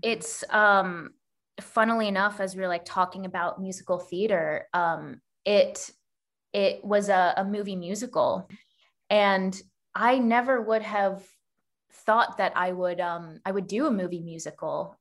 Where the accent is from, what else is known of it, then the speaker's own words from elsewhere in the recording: Texas, United States; moved away as an adult; also born or lived in New York; now in Canada; while I live in Canada now, um, I actually grew up in Texas